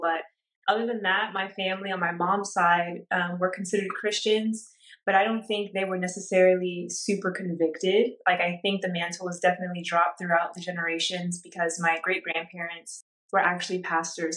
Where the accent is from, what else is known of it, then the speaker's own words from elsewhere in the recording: Orange County, California, United States; I grew up in Orange County, California